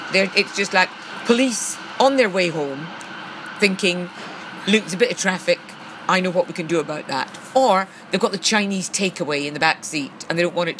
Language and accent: English; Central Belt of Scotland, United Kingdom; me being a central belter